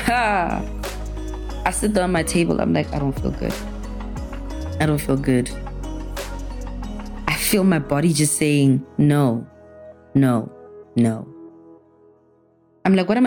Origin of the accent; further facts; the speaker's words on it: Pretoria, Gauteng, South Africa; moved away as an adult; now in Johannesburg, South Africa; I am from Pretoria